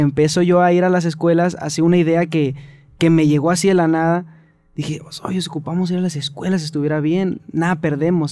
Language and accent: Spanish; Mexicali, Baja California, Mexico; also born or lived in Tecate; now in Ensenada, Mexico; Soy nacido en Tecate, criado en Mexicali